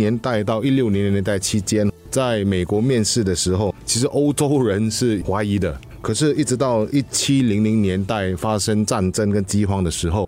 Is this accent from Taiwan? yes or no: no; Singapore; 其实我们新加坡人浪费的食物其实真的很多。